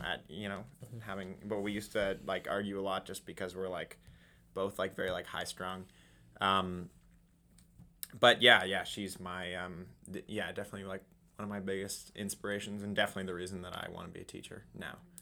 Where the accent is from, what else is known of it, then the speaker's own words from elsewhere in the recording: Toronto, Ontario, Canada; moved away as an adult; now in Kingston, Canada; I'm also from Toronto